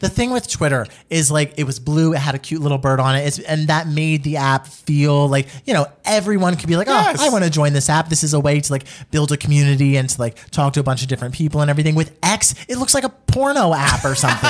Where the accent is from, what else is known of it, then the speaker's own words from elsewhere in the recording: New Jersey, United States; I'm an Italian from New Jersey